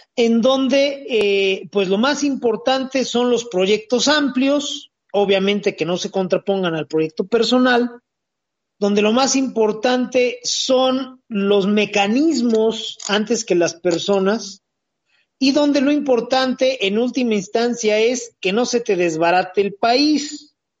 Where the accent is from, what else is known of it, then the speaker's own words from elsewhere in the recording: Mexico; nosotros como, eh, sociedad, como mexicanos de a pie